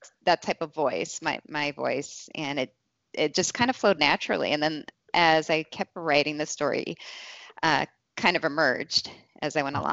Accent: Kingston, Pennsylvania, United States; now in Cleveland, United States; I was in a youth group growing up in Kingston, Wilkes-Barre

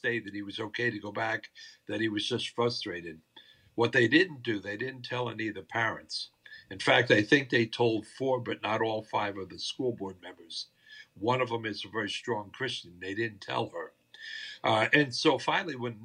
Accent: New Jersey, United States; now in Hernando County, Florida, United States; born and raised in New Jersey

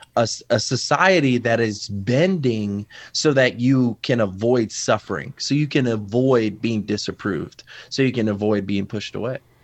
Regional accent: Waterbury, Connecticut, United States; I'm actually from Waterbury, Connecticut.

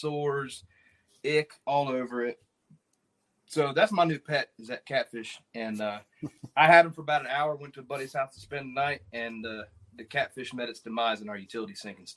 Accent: Indiana, United States; also born or lived in Maryland; my first fishing experiences were in Indiana. Growing up in Indiana

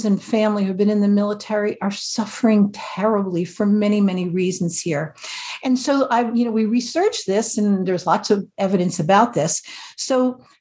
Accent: New Jersey, United States

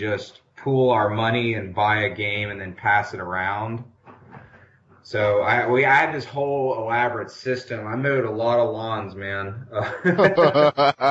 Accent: the South, United States; I'm a Southerner

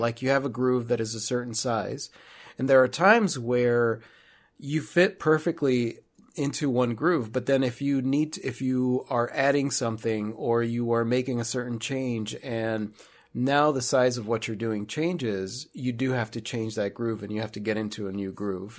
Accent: Chicago, Illinois, United States; moved away as an adult; we're originally from Chicago

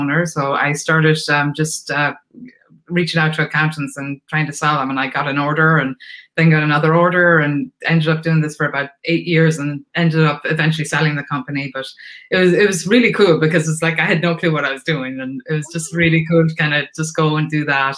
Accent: Ireland; moved away as an adult; now in United States; I'm Irish. So I came from Ireland. I came over here in 1989

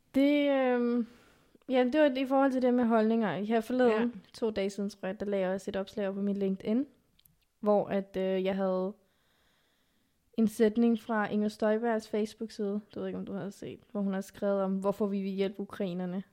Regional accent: Zealand, Denmark; first language Afghan; also born or lived in Pakistan / Lolland / Næstved; er jeg jo opvokset i Danmark

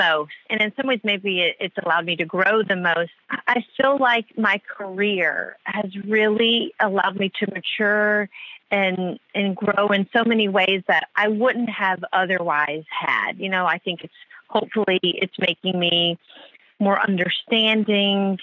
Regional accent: the South, United States; moved away; when I grew up in the South

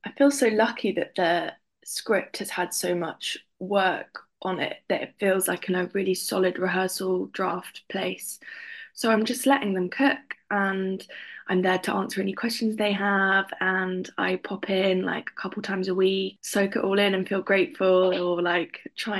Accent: London, United Kingdom; Yeah, I grew up in London and my mum used to take me to a lot of community theatre.

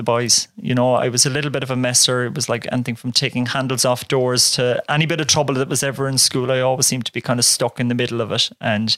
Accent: North Cork, Munster, Ireland; So I grew up on a farm, humble background. So in Castletown Road, which is a small little village in North Cork

